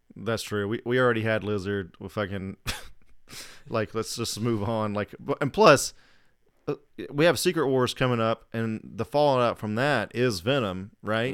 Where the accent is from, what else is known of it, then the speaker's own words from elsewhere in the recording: Southeast, United States; moved away; I'm from Southeast originally